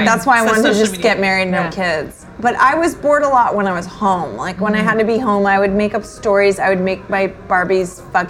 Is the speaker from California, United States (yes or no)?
no; New York, United States; It will never be over for me because ultimately I'm a New Yorker, and brunch is my life and my half my identity.